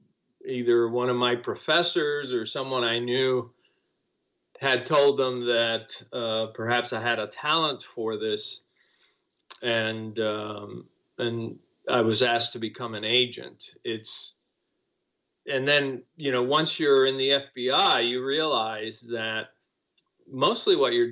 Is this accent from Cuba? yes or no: yes; Cuba; English is a second language; now in United States; I came to the United States as a refugee because I was fleeing Cuba when the communists took over. And, I didn't speak English